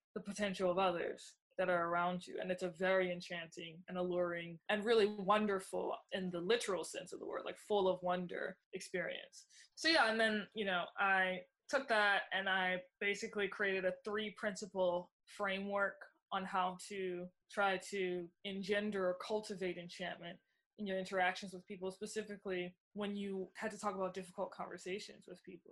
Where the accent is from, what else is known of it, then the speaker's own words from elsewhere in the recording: New Orleans, Louisiana, United States; moved away as an adult; now in New York, United States; am from New Orleans originally. Moved to New York five years ago, so I'm a new New Yorker